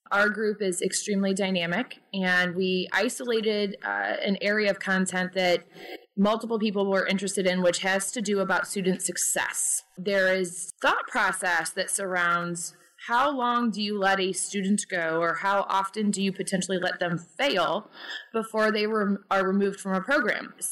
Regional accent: Peoria, Illinois, United States; Sure. So I am from Peoria, Illinois.

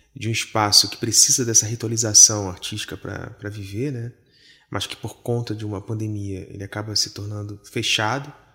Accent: Rio de Janeiro, Brazil; now in Paris, France; Algo que me lembra muito a Zona Norte, onde eu nasci, né? Me lembra muito o Rio de Janeiro

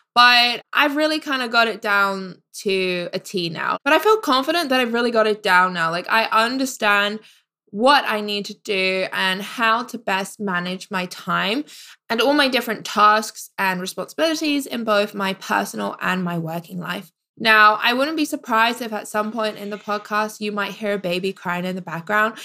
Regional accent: United Kingdom; moved away as an adult; now in Canada; I am a British expat

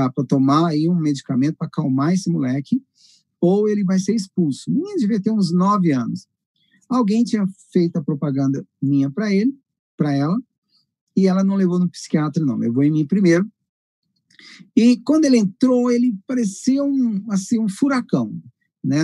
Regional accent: Rubiataba, Goiás, Brazil; moved away; also born or lived in Goiânia; eu morava no interior, o pastor Luiz está lá na minha região, morava lá em Rubiatava

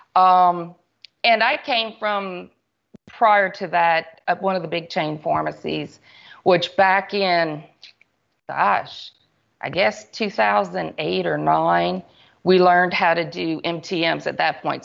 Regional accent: Church Point, Louisiana, United States; I was born and raised in Church Point, Louisiana

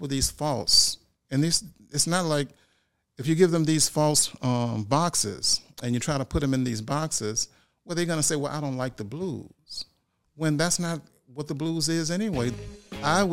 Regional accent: Louisiana, United States; I'm from Louisiana

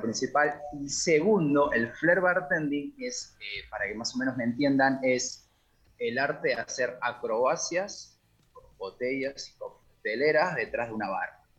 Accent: Peru; now in Argentina; ya que yo soy de allá, yo soy de Perú

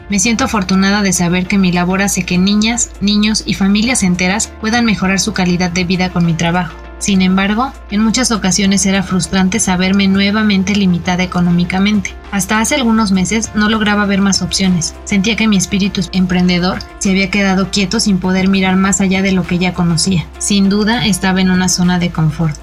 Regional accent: Zapotlán de Juárez, Hidalgo, Mexico; soy del municipio de Zapotlán de Juárez en el estado de Hidalgo

